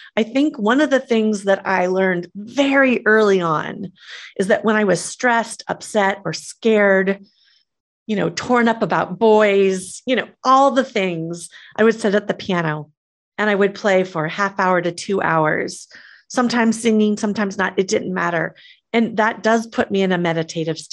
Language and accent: English; Midwest, United States; I grew up in the Midwest